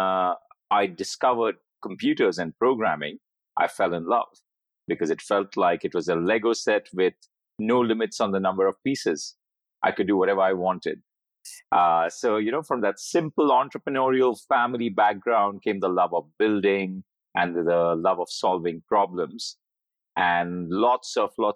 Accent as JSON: {"language": "English", "town": "Mumbai", "region": "Maharashtra", "country": "India", "tie": "born or raised there", "said": "I grew up in Bombay"}